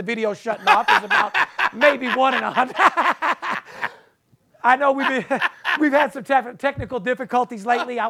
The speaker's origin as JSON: {"language": "English", "town": "Las Vegas", "region": "Nevada", "country": "United States", "tie": "born or raised there", "said": "a guy that's actually third generation born and raised in Las Vegas, out here in Las Vegas"}